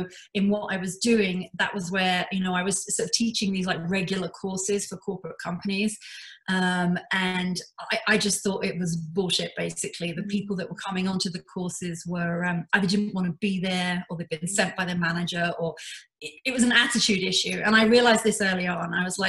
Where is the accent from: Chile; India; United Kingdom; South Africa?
United Kingdom; London; now in Canada; So I've been in Canada for 19 years. I immigrated here from London in the UK.